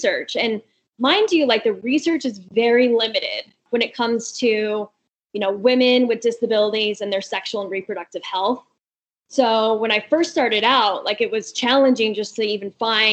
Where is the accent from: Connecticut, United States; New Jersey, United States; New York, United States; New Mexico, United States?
New Mexico, United States; Albuquerque; moved away as an adult; also born or lived in California / Houston / Washington, D.C.; I'm from Albuquerque, but I've lived in California